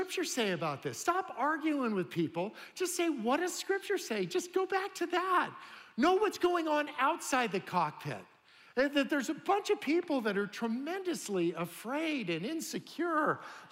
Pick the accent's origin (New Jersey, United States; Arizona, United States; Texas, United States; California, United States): California, United States; San Jose; I grew up in San Jose, California